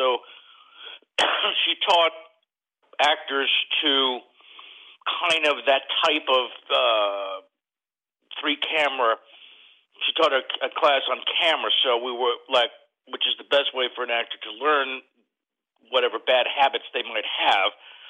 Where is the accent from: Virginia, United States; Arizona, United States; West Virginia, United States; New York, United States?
New York, United States; moved away as an adult; now in Los Angeles, United States; I grew up, I was born in New York, moved to Hollywood as soon as I heard about it, came here at 20, turned 21 on Dino's on Sunset Strip